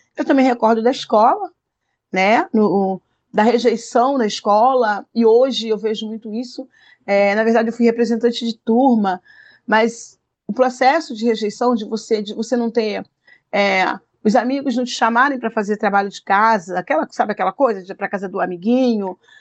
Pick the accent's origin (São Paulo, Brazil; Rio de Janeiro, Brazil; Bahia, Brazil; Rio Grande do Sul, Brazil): Rio de Janeiro, Brazil; eu cresci no Morro da Coroa